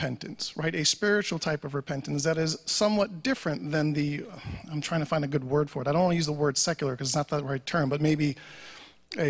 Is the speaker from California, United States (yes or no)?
no; New York, United States; I'm a New Yorker